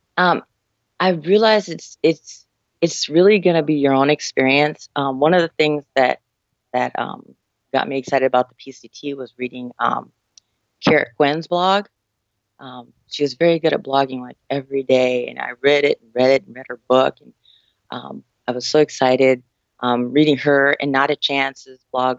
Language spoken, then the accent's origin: English; San Diego, California, United States; I'm from San Diego, California